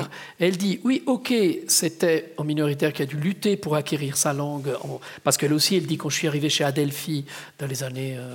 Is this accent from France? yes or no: no; Ticino, Switzerland; je voudrais revenir un moment avec Maurice sur cette question de je viens du Tessin.